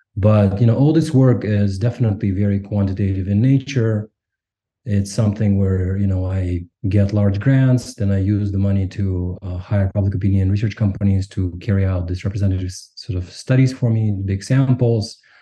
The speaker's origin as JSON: {"language": "English", "region": "Almaty", "country": "Kazakhstan", "tie": "born or raised there", "first_language": "Russian", "second_language": "English", "moved": "yes", "lives_now": "Claremont, United States", "said": "I was born and raised in Kazakhstan in Almaty."}